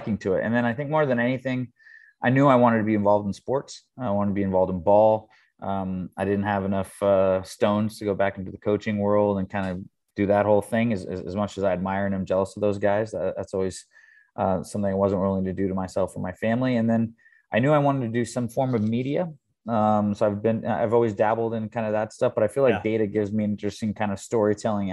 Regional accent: Thousand Oaks, California, United States; also born or lived in Manhattan Beach, California; I live in Manhattan Beach, California, but not too far from my hometown, Thousand Oaks.

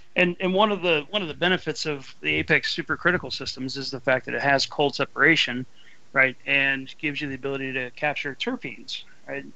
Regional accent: Ohio, United States; I'm from Ohio

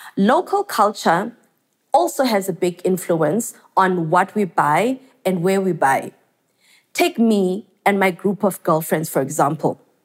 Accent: Tanzania; growing up in South Africa, Tanzania to be specific

